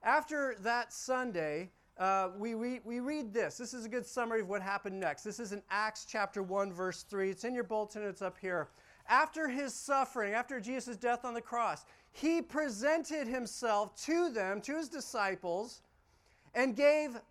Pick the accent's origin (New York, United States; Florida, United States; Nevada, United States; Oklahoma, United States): Nevada, United States; Las Vegas; I grew up in Vegas.